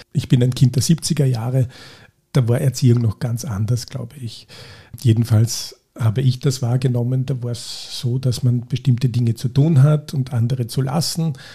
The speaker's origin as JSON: {"language": "German", "town": "St. Veit an der Glan", "region": "Carinthia", "country": "Austria", "tie": "born or raised there", "said": "ich komme aus Kärnten, aus St. Veit an der Glan"}